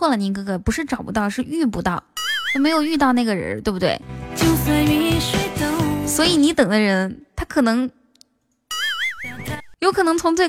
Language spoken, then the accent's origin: Chinese; Inner Mongolia, China; now in Shanghai, China; 哪里的美女？我是内蒙古人，在上海。想听我说内蒙古话吗？